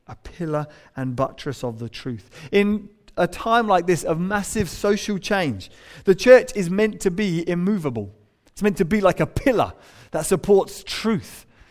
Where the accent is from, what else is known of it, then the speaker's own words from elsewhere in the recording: England, United Kingdom; we're English